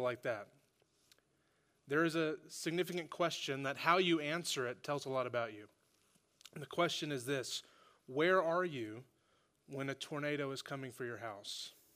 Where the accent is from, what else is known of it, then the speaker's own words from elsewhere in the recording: Oklahoma, United States; now in Fayetteville, United States; growing up in Oklahoma, I'm from Oklahoma